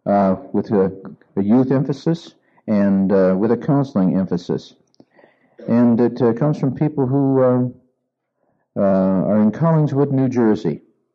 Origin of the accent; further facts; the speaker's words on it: Argentina; I grew up in Argentina as an MK, and I already spoke Spanish.